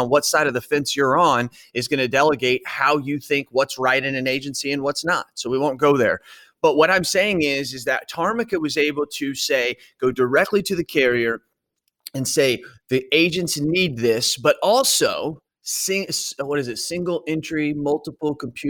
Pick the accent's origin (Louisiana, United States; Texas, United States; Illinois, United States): Illinois, United States; Centralia; also born or lived in Edwardsville, Illinois; I come from Centralia, Illinois.